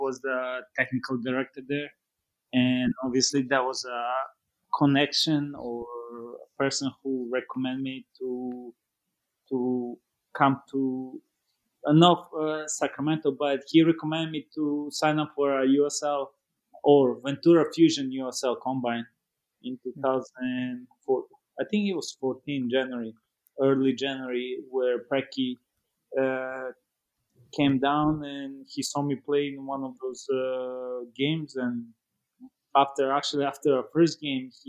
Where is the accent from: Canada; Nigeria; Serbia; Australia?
Serbia; moved away as an adult; also born or lived in Oxnard, California / Fresno, California; now in United States; I grew up in Serbia and played in a couple academies back in Serbia